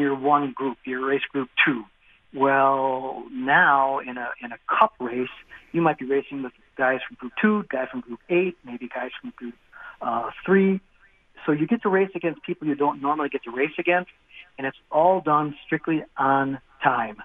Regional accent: Wisconsin, United States; I'm from Wisconsin. I'm only a few miles from the Slinger track

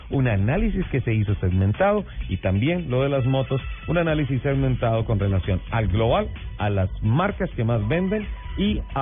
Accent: Bucaramanga, Santander, Colombia; Ojo con mi tierra, o sea, amo, mi tierra y amo también el, el santanderiano golpeado.

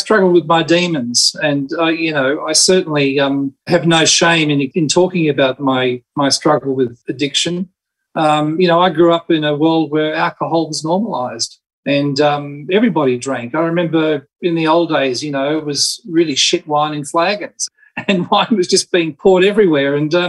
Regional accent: Spain; I grew up in Spain and basically was surrounded by flamenco.

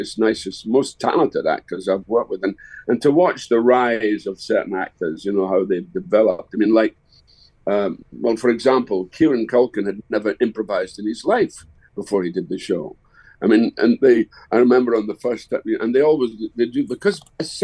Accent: Dundee, Scotland, United Kingdom; My hometown is Dundee. And when I was a kid, we had 21 cinemas

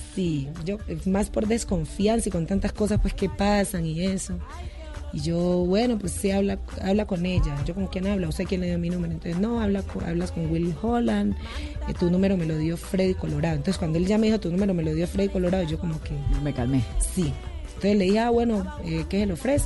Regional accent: Timbiquí, Cauca, Colombia; now in Cali, Colombia; soy de Timbiquí, pero yo vivo en Cali desde hace muchos años y es como mi segunda tierra

